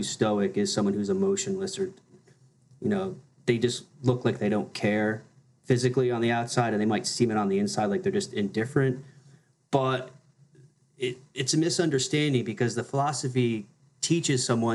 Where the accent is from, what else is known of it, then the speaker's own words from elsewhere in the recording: New Jersey, United States; growing up in New Jersey, people just go to like their CCD class after church on Sundays